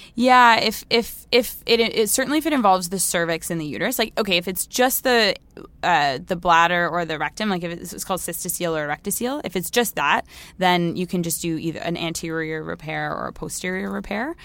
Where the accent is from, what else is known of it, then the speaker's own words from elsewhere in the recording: Toronto, Ontario, Canada; moved away as an adult; also born or lived in Halifax, Nova Scotia; I'm from Toronto. That's where I grew up